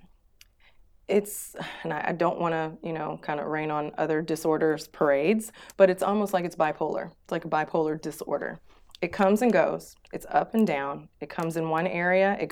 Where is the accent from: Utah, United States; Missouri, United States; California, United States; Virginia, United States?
Missouri, United States; St. Louis; moved away as an adult; also born or lived in Houston, Texas; now in Abu Dhabi, United Arab Emirates; I am from St. Louis, Missouri in the United States. I actually moved here in 2011 from Houston, Texas